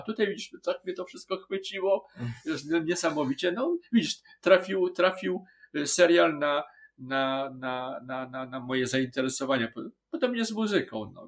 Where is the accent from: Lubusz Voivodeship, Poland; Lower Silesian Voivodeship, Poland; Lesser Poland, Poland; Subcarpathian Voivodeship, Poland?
Lower Silesian Voivodeship, Poland; Wrocław; jesteśmy z Wrocławia